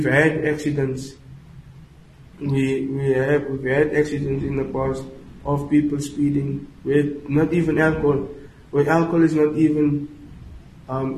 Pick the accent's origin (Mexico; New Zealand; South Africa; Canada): South Africa; Goedverwacht, Western Cape; I'm from Goed Verwacht. It's a town near Pietersburg. It's close to Langebaan. I'm not from Langebaan.